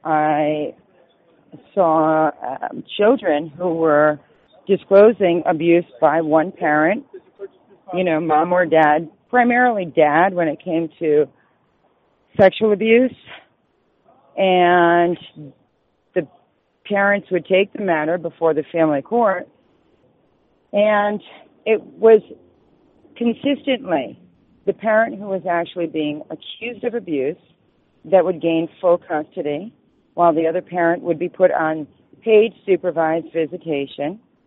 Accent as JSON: {"language": "English", "region": "Rhode Island", "country": "United States", "said": "So I'm more or less familiar with both, and I'm from Rhode Island, so I'm very familiar with the system there, ironically."}